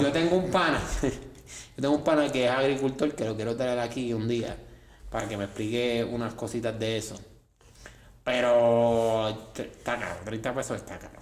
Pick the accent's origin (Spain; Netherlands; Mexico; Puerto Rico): Puerto Rico; San Juan; yo soy de Santurce